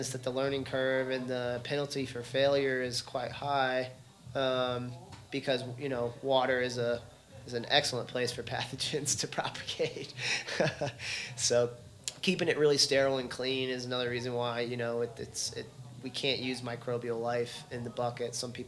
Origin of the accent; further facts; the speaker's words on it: Texas, United States; growing up in Texas